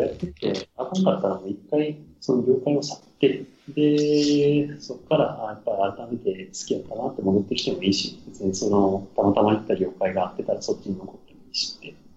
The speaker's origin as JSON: {"language": "Japanese", "town": "Amagasaki", "region": "Hyogo", "country": "Japan", "tie": "born or raised there", "moved": "yes", "said": "もうだから尼崎でいいわけですよ、僕は自分の出身地のね"}